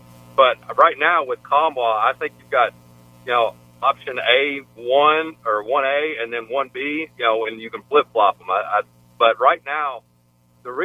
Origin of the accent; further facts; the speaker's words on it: Memphis, Tennessee, United States; growing up in Memphis